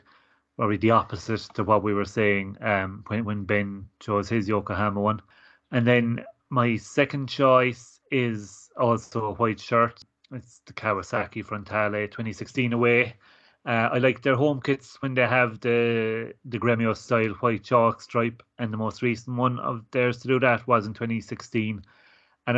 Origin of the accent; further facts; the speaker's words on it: Ireland; growing up in Ireland watching Gaelic football and hurling